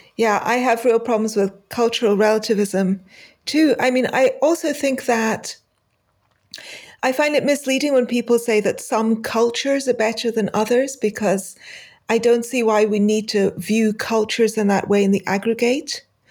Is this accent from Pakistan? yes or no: yes; Pakistan; moved away; I, uh, grew up in Pakistan and I have not been back since then.